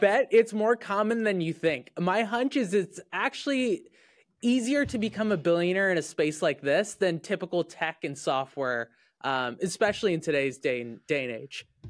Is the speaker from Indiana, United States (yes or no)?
yes; Indiana, United States; I grew up in Indiana